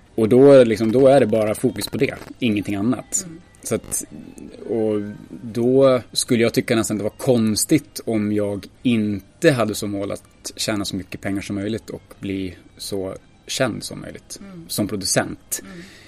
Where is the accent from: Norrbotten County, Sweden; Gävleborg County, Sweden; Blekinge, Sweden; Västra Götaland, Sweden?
Gävleborg County, Sweden; Ljusdal; now in Gothenburg, Sweden; jag kommer från Ljusdal.